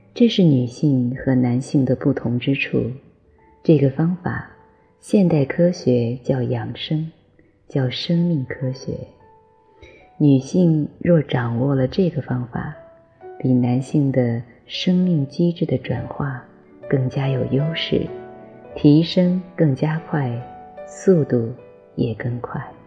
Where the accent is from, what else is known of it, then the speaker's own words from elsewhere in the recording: China; 我们中国人